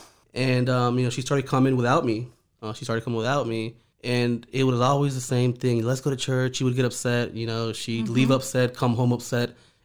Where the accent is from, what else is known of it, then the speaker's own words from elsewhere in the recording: New Orleans, Louisiana, United States; also born or lived in Honduras; I'm originally from Honduras, small country in Central America. My parents and I and my brothers immigrated when I was 4 years old. We moved to New Orleans.